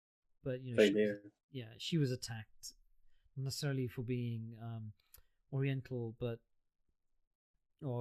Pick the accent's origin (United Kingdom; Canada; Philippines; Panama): United Kingdom; I'm British born